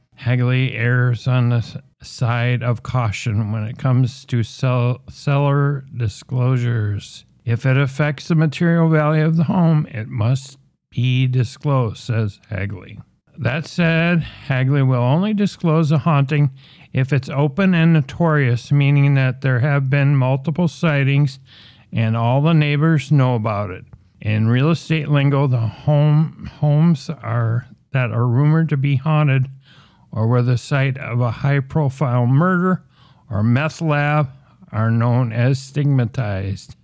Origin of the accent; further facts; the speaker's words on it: Minnesota, United States; Minnesota, uh, my home state and where this podcast originates from